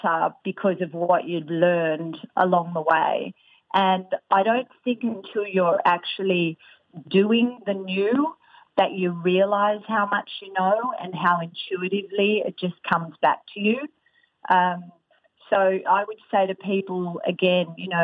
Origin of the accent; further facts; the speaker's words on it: Australia; I'm Australian